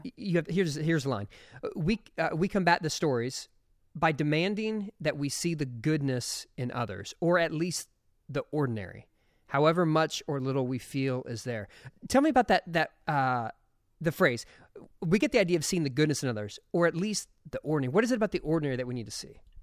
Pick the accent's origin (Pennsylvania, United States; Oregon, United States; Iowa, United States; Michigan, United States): Pennsylvania, United States; Philadelphia; I was born in Philadelphia